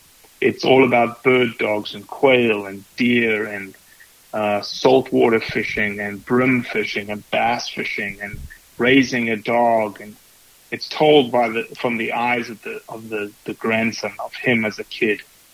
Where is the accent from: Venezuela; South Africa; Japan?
South Africa; now in Mississippi, United States; I wore green and gold representing South Africa because it was the way for me, beyond my accent, for me to get recognized in the Grove.